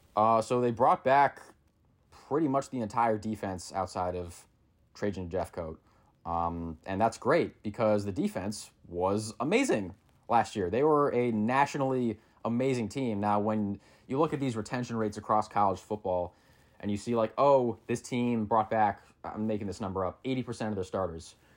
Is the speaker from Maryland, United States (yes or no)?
yes; Maryland, United States; now in Missouri, United States; I didn't grow up in Missouri. I grew up in Maryland